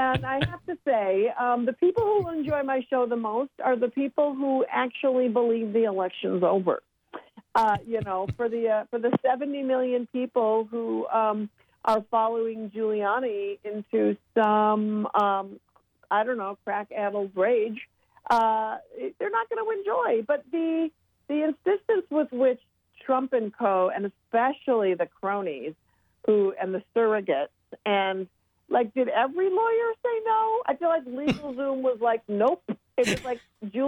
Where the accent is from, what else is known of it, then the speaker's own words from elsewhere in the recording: Minnesota, United States; me being born and raised in Minnesota